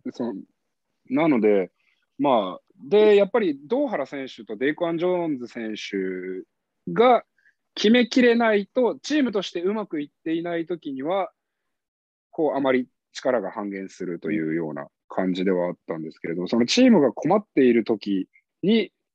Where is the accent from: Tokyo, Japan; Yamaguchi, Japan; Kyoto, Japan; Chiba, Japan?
Tokyo, Japan; Mitaka; 僕、三鷹出身